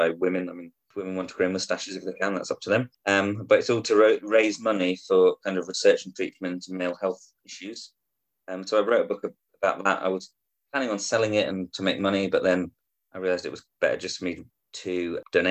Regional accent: Guernsey; now in Yorkshire, United Kingdom; I'm originally from Guernsey in the Channel Islands, but I now live up in Yorkshire in England.

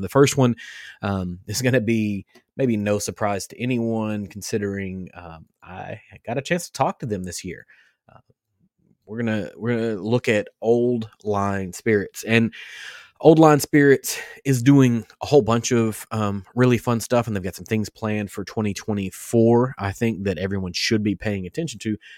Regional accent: Western Kentucky, United States; I'm from Western Kentucky.

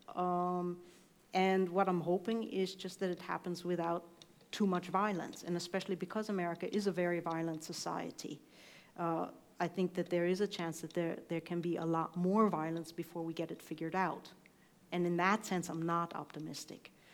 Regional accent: East Coast, United States; also born or lived in Iowa; I was coming from the East Coast

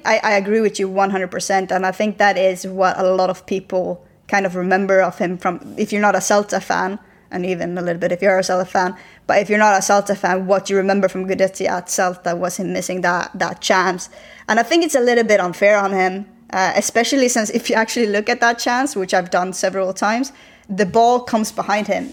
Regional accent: Sweden; now in Spain; I said I was from Sweden

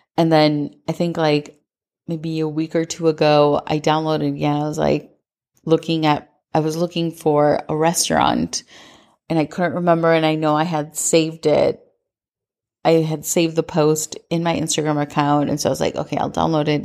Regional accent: Minnesota, United States; growing up in Minnesota

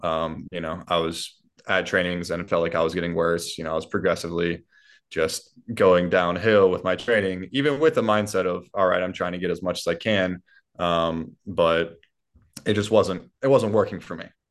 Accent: Columbia, South Carolina, United States; my hometown, Columbia, South Carolina

